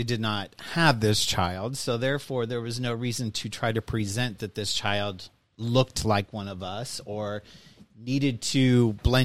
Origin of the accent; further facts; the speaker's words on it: Kansas City, United States; now in Maryland, United States; I grew up in Kansas City metro area